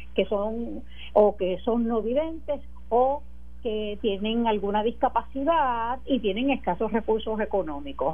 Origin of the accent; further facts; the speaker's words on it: Puerto Rico; como los puertorriqueños y puertorriqueñas que vivimos aquí